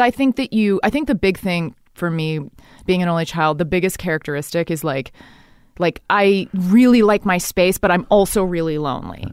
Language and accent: English; Dallas, Texas, United States; moved away; I grew up in Dallas, Texas